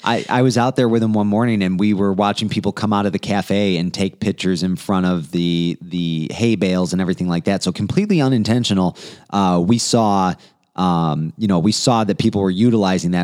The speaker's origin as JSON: {"language": "English", "town": "Romeo", "region": "Michigan", "country": "United States", "tie": "born or raised there", "said": "I grew up in Romeo"}